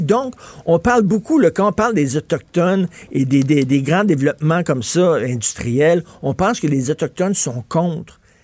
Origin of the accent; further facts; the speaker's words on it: Montreal, Quebec, Canada; chez nous à Montréal.